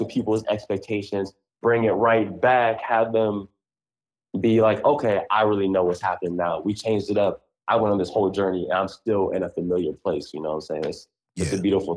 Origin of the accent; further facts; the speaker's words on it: Columbus, Ohio, United States; I'm from Columbus